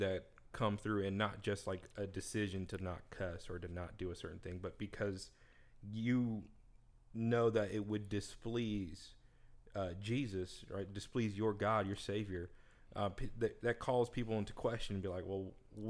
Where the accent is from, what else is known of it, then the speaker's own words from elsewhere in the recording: Philippines; I'm Filipino, first of all.